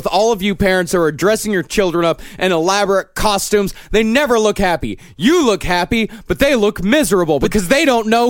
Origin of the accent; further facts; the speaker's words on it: United States; I have Irish ancestry. … I'm very pro-Irish, although I am firmly American.